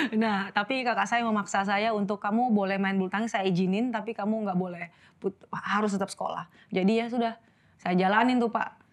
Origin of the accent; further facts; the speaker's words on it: Manado, North Sulawesi, Indonesia; moved away; also born or lived in Jakarta; saya lahir Jakarta, kemudian di usia 2 tahun eh, saya dan mama saya pindah ke Manado